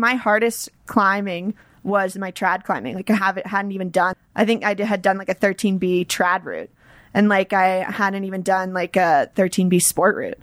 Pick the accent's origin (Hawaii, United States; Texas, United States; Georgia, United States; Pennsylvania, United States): Georgia, United States; Atlanta; moved away as an adult; now in Boulder, United States; I grew up in Atlanta